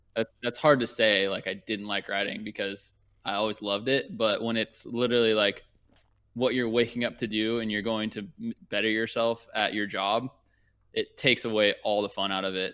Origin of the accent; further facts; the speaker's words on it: Thousand Oaks, California, United States; also born or lived in Newport Beach, California / Orange County, California; I grew up in Thousand Oaks, and I the closest track was like an hour and a half away.